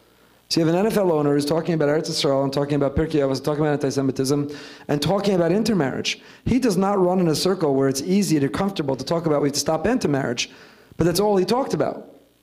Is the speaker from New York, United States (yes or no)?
yes; New York, United States; I don't know, as a New Yorker, I hate the Patriots.